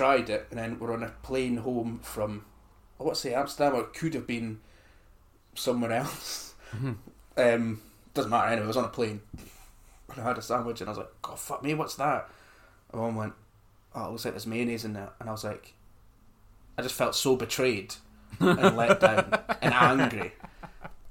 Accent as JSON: {"language": "English", "town": "Aberdeen", "region": "Scotland", "country": "United Kingdom", "tie": "born or raised there", "said": "I was growing up in Aberdeen"}